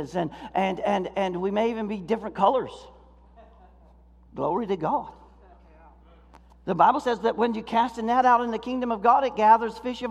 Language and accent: English; Florida, United States; now in Michigan, United States; I grew up in Florida